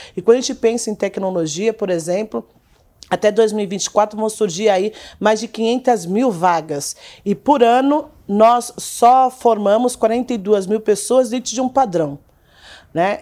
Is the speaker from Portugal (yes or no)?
no; Brazil; nós, enquanto brasileiros